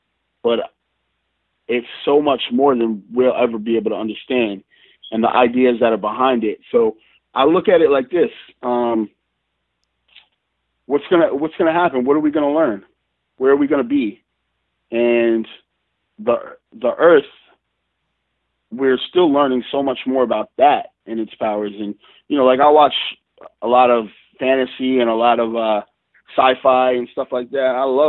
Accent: New York, United States; the town that I was born and raised in New York, and then my family kind of moved around a lot.

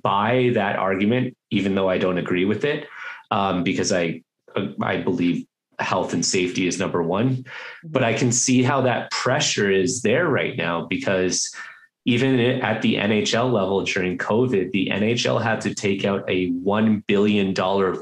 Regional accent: Toronto, Ontario, Canada; I'm from Toronto

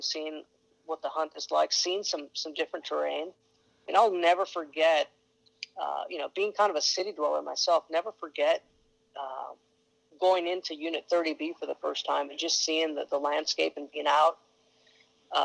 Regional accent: Tucson, Arizona, United States; also born or lived in Phoenix / Oklahoma; I was born in Tucson, and I grew up there. Spent, my first, 26, 27 years in Tucson

